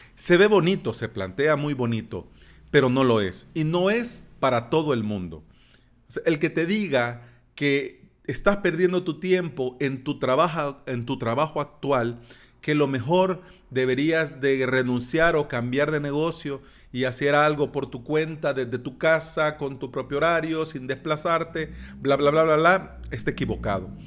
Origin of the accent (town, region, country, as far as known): El Salvador